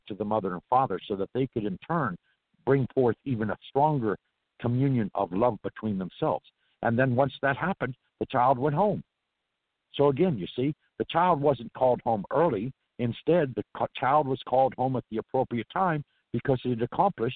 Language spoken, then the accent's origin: English; California, United States; accent: Irish; also born or lived in New Orleans; I'm from California